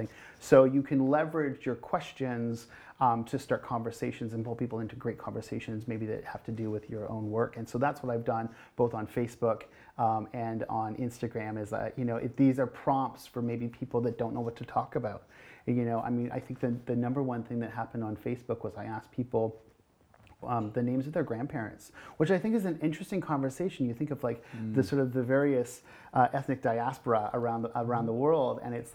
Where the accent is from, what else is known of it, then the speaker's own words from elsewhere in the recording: North Bay, Ontario, Canada; moved away; first time here in North Bay in my hometown